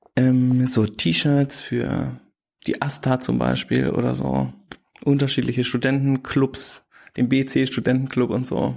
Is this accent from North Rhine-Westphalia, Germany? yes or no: yes; Bad Münstereifel, North Rhine-Westphalia, Germany; moved away as an adult; also born or lived in Hamburg / Wesseling / Ilmenau / Berlin; sind wir nach Bad Münstereifel umgezogen und da bin ich aufs Gymnasium gegangen